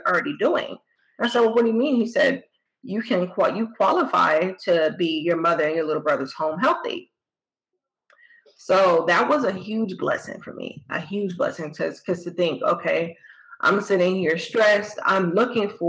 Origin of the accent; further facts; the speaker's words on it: New Jersey, United States; moved away as an adult; I'm from New Jersey originally